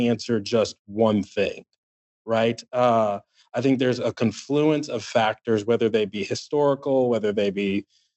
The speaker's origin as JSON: {"language": "English", "town": "Washington", "region": "District of Columbia", "country": "United States", "tie": "born or raised there", "moved": "yes", "lives_now": "Birmingham, United States", "said": "I grew up in Washington, D.C."}